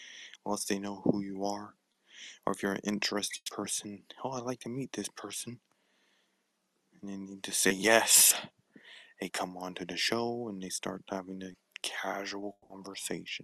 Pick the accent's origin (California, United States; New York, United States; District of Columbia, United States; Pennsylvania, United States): California, United States; Palmdale; I'm from Palmdale, California